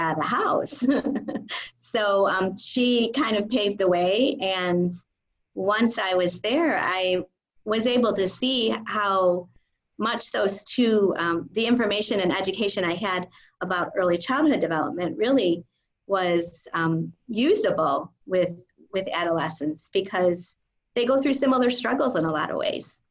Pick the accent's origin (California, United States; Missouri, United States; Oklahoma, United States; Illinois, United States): Illinois, United States; we're both from Illinois